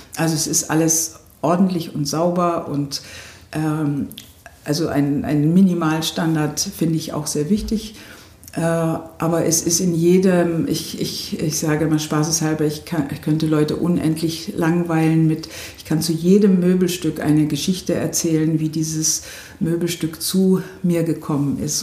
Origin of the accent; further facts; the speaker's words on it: Memmingen, Bavaria, Germany; moved away as an adult; also born or lived in United States / Potsdam; now in Doberlug-Kirchhain, Germany; ich bin äh, in Memmingen im Allgäu geboren